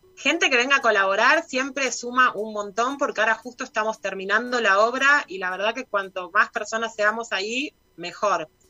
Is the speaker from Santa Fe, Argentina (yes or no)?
no; Buenos Aires, Argentina; moved away as an adult; now in Villa Ciudad Parque, Argentina; soy de Buenos Aires. Me vine para acá hace nueve años